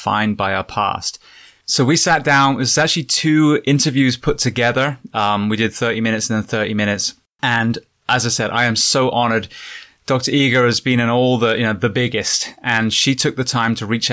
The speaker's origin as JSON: {"language": "English", "region": "England", "country": "United Kingdom", "moved": "as an adult", "lives_now": "United States", "said": "I'm originally from England. I moved to America 19 years ago now"}